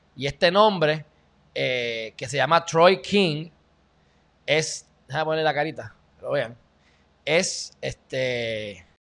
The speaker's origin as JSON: {"language": "Spanish", "country": "Puerto Rico", "said": "el pueblo de Puerto Rico"}